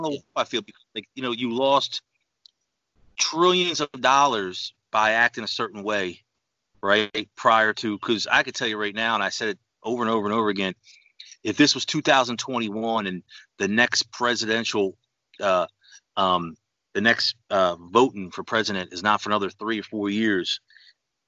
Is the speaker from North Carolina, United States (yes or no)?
no; New York City, New York, United States; moved away; also born or lived in Philadelphia; I'm originally from New York, Queens, New York